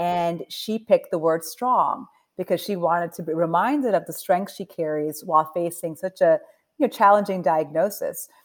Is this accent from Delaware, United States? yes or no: yes; Delaware, United States; also born or lived in New Jersey; I was born in New Jersey. I grew up in Delaware